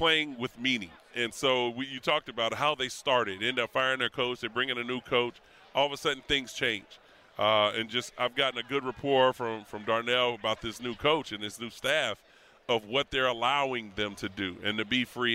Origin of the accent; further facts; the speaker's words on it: Chicago, Illinois, United States; growing up in Chicago